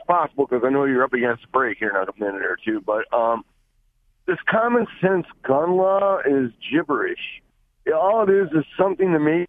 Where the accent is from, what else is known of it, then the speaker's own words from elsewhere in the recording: Detroit, Michigan, United States; I came from the Detroit area